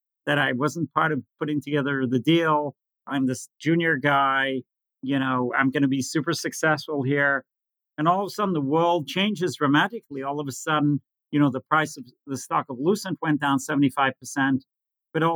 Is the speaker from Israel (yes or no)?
yes; Israel; growing up in Israel, recessions, wars, new currencies, inflation